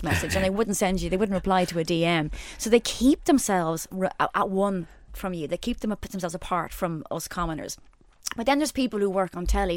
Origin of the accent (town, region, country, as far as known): Ireland